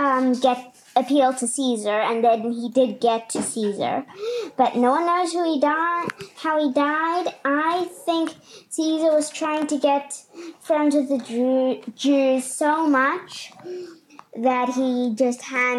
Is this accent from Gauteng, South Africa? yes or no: no; Cape Town, Western Cape, South Africa; I'm from Cape Town, South Africa, and I'm 8 years old.